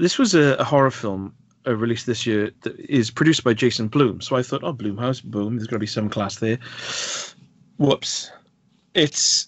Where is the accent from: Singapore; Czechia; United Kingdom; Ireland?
United Kingdom; Wales; being a Welshman